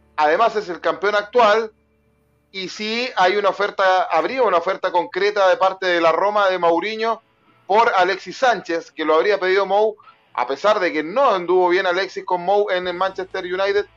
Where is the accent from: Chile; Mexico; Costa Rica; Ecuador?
Chile; como chileno